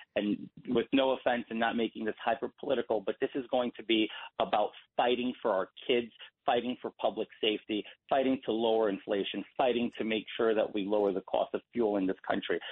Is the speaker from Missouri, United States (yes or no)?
no; New York City, New York, United States; I was born in Elmhurst Hospital in Queens uh, July 22nd, 1988